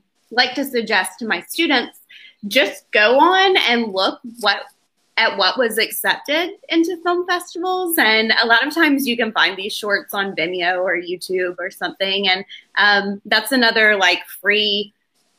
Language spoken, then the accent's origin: English; Athens, Georgia, United States; moved away; also born or lived in Natchez, Mississippi; I'm from Athens, Georgia